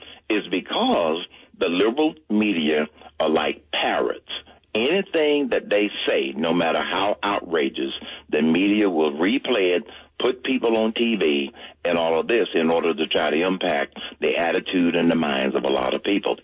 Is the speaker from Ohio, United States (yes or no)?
no; Atlanta, Georgia, United States; I grew up in Atlanta, and I became a CEO